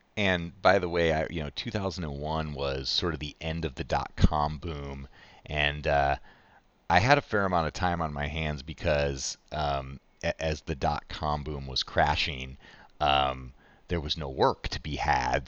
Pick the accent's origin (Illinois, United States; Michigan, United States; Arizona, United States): Illinois, United States; Chicago; I grew up in Chicago